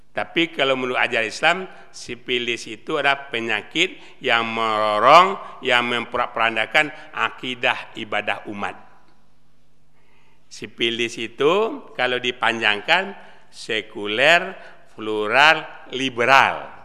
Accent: West Sumatra, Indonesia; saya ngomongnya Muslim. Saya orang Sumatera Barat.

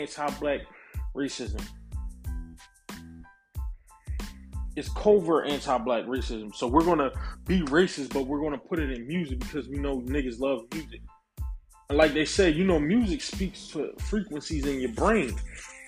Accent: United States; I am a foundational black American. I am a descendant of American chattel slavery

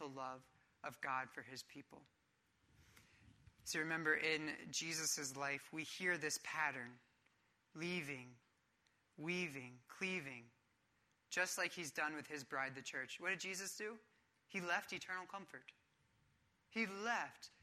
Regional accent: Philadelphia, Pennsylvania, United States; I'm from Philadelphia

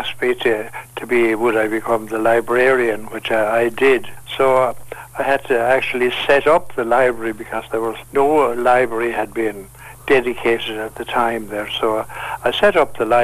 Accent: Tipperary, Munster, Ireland; moved away as an adult; now in Kilkenny, Ireland; I'm from Tipperary. So I came here in 1971

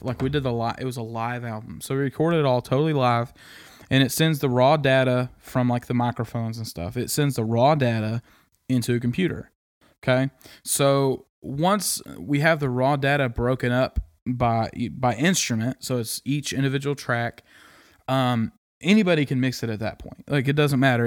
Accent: Kansas, United States; moved away as an adult; now in East Tennessee, United States; loved growing up there

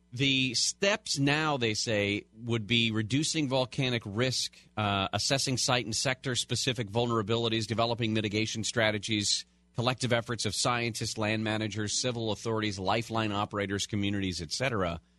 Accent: California, United States; I was born and raised in California

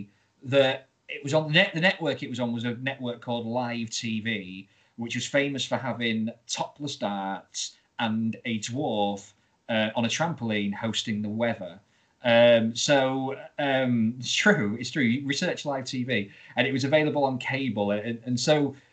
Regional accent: Grimsby, Yorkshire and the Humber, United Kingdom; I'm from Grimsby.

